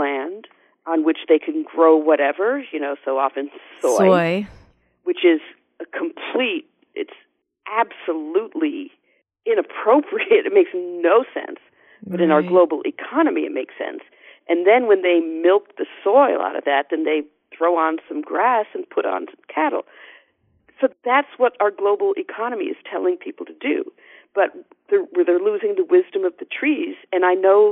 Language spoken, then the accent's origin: English; Northeast, United States; I'm from the Northeast